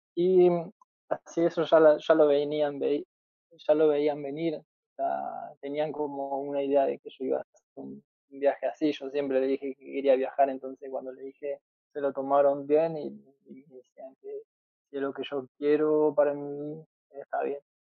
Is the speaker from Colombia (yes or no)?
no; Argentina